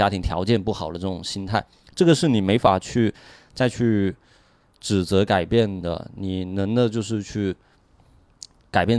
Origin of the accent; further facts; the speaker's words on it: Shenzhen, Guangdong, China; 我也是从小在呃深圳读书嘛，然后每年回老家